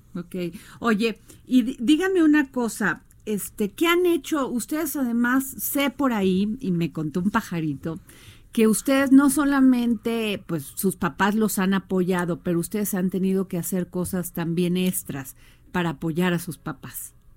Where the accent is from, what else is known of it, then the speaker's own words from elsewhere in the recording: Mexico; soy mexicana